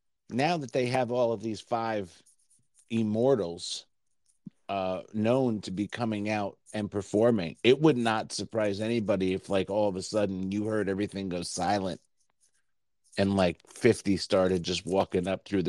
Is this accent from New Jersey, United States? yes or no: yes; New Jersey, United States; So growing up in New Jersey and having friends in the city … because I'm just very easygoing.